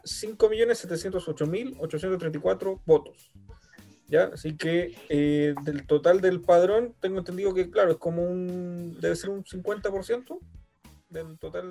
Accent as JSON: {"language": "Spanish", "country": "Chile", "said": "fui ahí como típico chileno"}